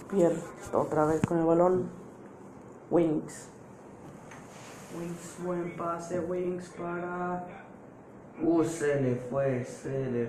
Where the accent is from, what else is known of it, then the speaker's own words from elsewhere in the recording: Mexico; A mí esto me emociona mucho, obviamente soy mexicano y esto me, interesa mucho que el Chucky marque gol